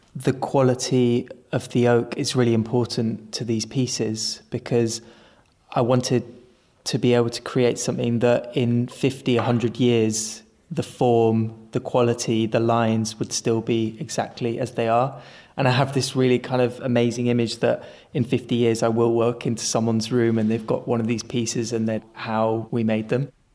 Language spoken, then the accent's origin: English; Spain; moved away; also born or lived in China; I was born and brought up in Spain